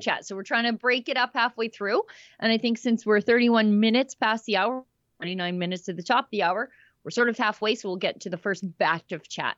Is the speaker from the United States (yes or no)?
no; Alberta, Canada; I'm Canadian, but also I'm Albertan.